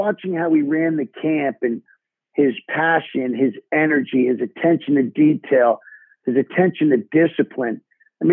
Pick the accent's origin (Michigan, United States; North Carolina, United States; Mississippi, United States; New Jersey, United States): New Jersey, United States; I had some great coaches in growing up in New Jersey